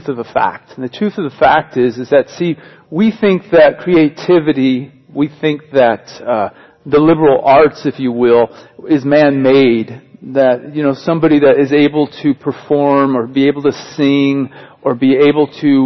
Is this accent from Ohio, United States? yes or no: no; Southern California, United States; moved away as an adult; now in Lincoln, United States; Growing up in Southern California